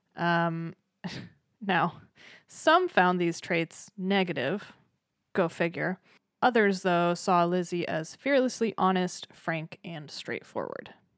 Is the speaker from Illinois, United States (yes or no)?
no; Massachusetts, United States; moved away; I'm originally from Massachusetts